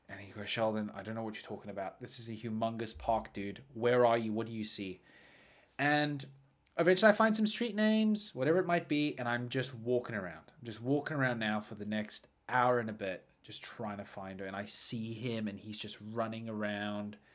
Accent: Australia; Mate, you know I'm Australian. I am Australian.

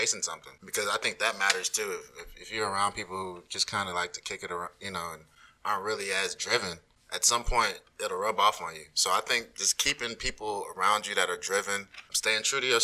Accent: Arlington, Texas, United States; I grew up in Arlington

